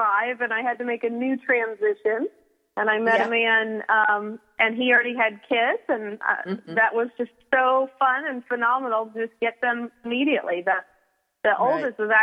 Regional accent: Mabank, Texas, United States; moved away as an adult; now in Florida, United States; I hail from Maybank, Texas

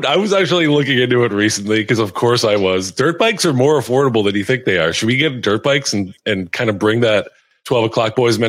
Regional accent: Philadelphia, Pennsylvania, United States; I grew up in and around Philadelphia

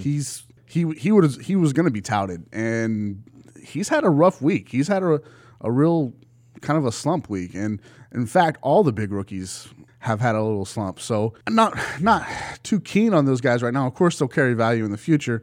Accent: Dallas, Texas, United States; moved away; also born or lived in Colorado / Seattle, Washington; I grew up here in the Dallas area

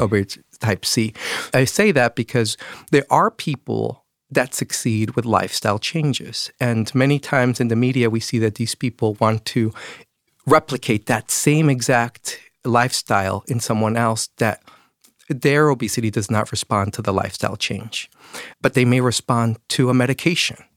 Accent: Mexico; moved away; I'm from Mexico

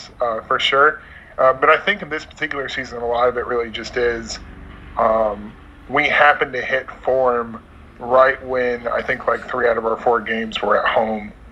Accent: United States; born or raised there

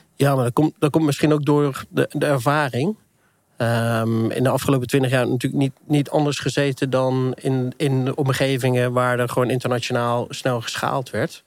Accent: Netherlands; we inderdaad als Nederlander

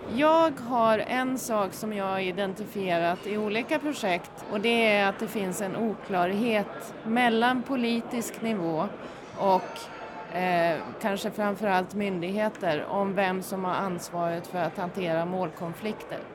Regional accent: near Orsa, Dalarna County, Sweden; Och uppe i Orsa som eh, ligger i närheten där jag kommer ifrån

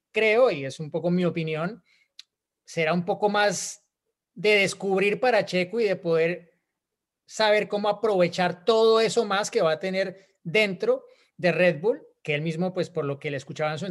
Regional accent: Cancún, Quintana Roo, Mexico; soy de Cancún, Quintana Roo.

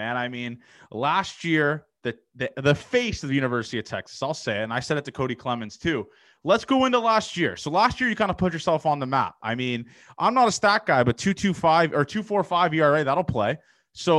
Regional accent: Canada; growing up in Canada

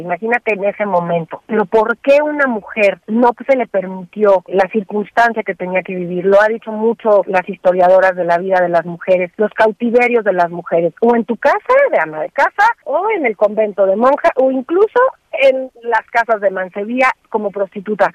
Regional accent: Mexico; como mexicanos

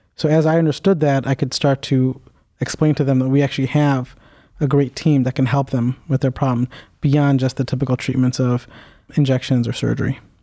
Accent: Cleveland, Ohio, United States; I am a native, uh, east sider of Cleveland, so I went to high school here

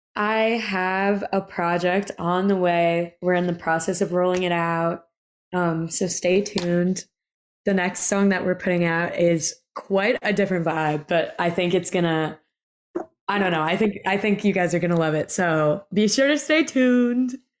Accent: New York City, New York, United States; I grew up in Brooklyn

